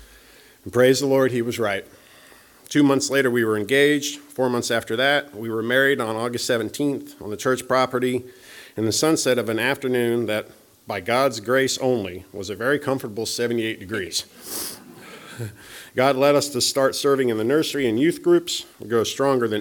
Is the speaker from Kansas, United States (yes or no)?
yes; Topeka, Kansas, United States; moved away as an adult; now in Kansas City, United States; I decided to go to Topeka, my hometown